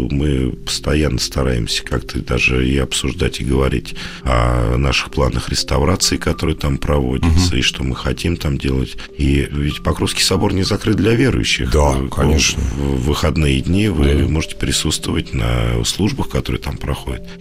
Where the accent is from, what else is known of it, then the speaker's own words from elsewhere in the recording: Moscow, Russia; Я вот это я как москвич.